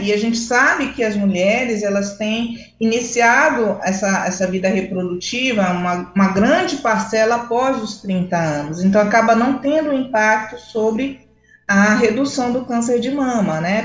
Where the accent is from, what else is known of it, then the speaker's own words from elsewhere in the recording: Belém, Pará, Brazil; also born or lived in Rio de Janeiro; e agora eu retornei novamente a Belém, minha cidade natal